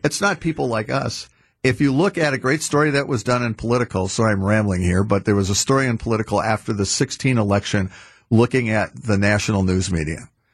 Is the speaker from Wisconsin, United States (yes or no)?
yes; Wauwatosa, Wisconsin, United States; also born or lived in West Allis, Wisconsin / Washington / Madison, Wisconsin; I grew up in Wauwatosa in West Dallas. I now live in Monona, Wisconsin.